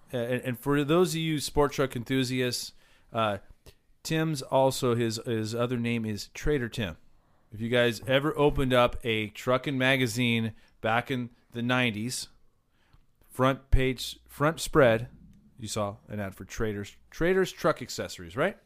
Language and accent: English; Southern California, United States; growing up in SoCal